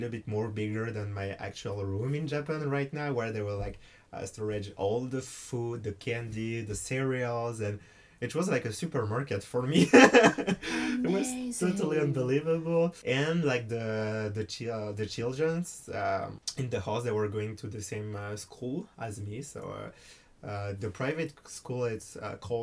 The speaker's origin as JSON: {"language": "English", "country": "France", "also_born_or_lived": "United States", "second_language": "English", "said": "I came to America with a French governmental program."}